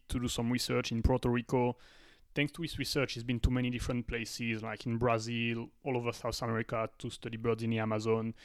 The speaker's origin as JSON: {"language": "English", "country": "France", "said": "a French person"}